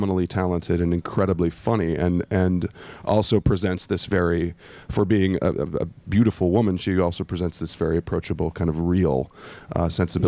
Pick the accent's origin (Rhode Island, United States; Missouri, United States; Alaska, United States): Missouri, United States; St. Louis; the St. Louis Cardinals, which are my team, my hometown team.